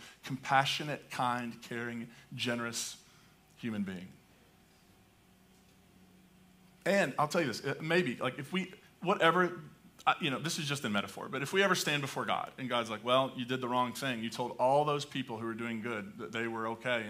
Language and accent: English; Appalachia, United States; accent: hillbilly; first language English; I can speak hillbilly English pretty well. I grew up in hillbilly land